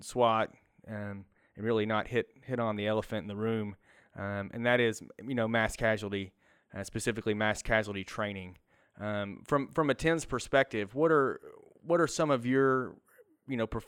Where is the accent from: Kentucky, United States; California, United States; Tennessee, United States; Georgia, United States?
Kentucky, United States; I'm from Kentucky